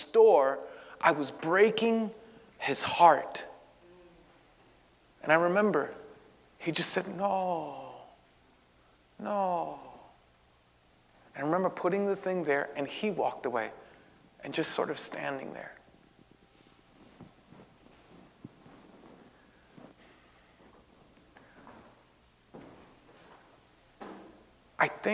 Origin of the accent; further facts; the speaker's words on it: New York City, New York, United States; I had lived in that neighborhood my entire life